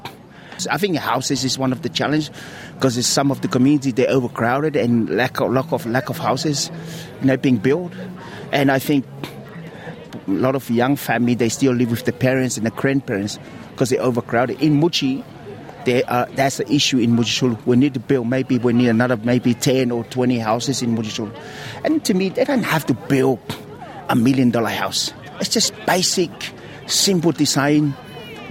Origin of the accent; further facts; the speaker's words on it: Samoa; now in Australia; I grew up in Samoa